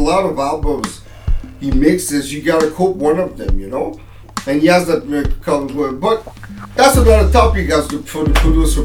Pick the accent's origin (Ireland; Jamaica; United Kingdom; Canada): Canada; we're from Canada